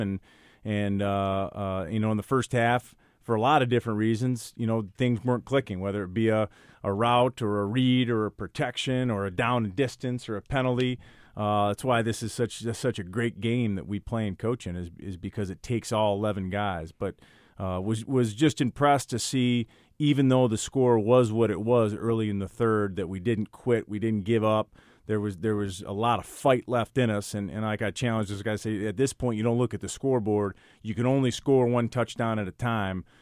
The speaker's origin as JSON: {"language": "English", "region": "Midwest", "country": "United States", "also_born_or_lived": "Michigan", "moved": "as an adult", "lives_now": "Yonkers, United States", "said": "my family and I, we're from the Midwest"}